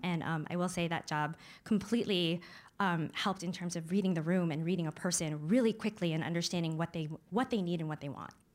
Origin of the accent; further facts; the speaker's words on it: Syracuse, New York, United States; I was growing up in Syracuse. It was a predominantly white suburb